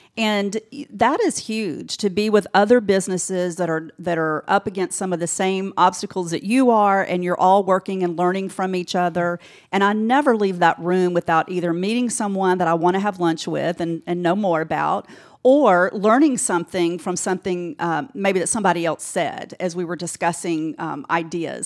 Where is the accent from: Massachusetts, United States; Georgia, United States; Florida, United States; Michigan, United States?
Georgia, United States; Decatur; also born or lived in Alpharetta, Georgia / Gwinnett County, Georgia; growing up in Decatur